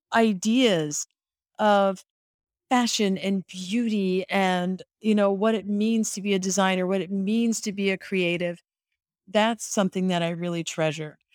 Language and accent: English; Detroit, Michigan, United States; moved away; I grew up in Detroit